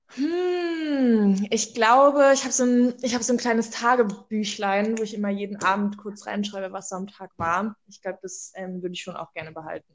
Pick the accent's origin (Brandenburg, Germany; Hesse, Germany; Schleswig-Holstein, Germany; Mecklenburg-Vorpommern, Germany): Brandenburg, Germany; Cottbus; ich bin in einer LKG groß geworden in Cottbus